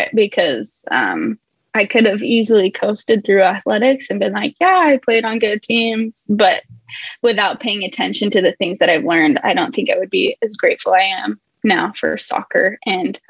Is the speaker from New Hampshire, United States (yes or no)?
no; Midway, Utah, United States; now in Southern California, United States; I'm in Southern California. I was born and raised in Midway, Utah.